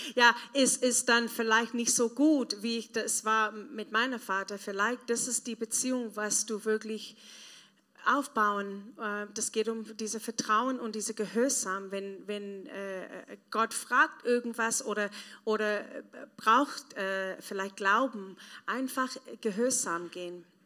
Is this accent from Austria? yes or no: no; South Africa; German is a second language; moved away as an adult; now in Germany; ich komme aus Südafrika, das ist ähm, teilweise ein armes Land, dritte Welt. Und ähm, wenn ich jung war, mein Papa war gestorben, meine Mama war weg